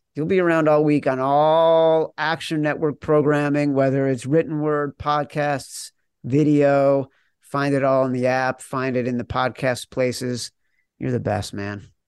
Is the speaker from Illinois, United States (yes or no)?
yes; Chicago, Illinois, United States; I'm from Chicago